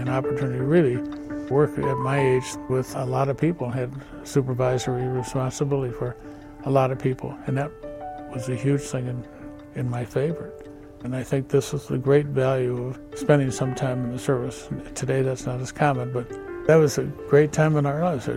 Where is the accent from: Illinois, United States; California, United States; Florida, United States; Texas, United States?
Illinois, United States; Chicago; I was born on the South Side, 79th and Ashland